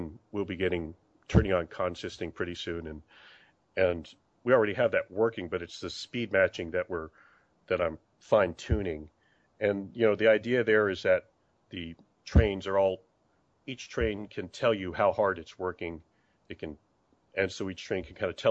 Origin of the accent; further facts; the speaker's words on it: San Diego, California, United States; moved away as an adult; also born or lived in St. Louis; I grew up in San Diego